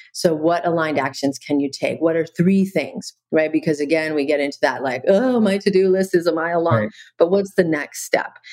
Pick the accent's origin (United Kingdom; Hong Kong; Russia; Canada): Canada; now in Maui, United States; I'm originally from Canada and okay. I live in Maui now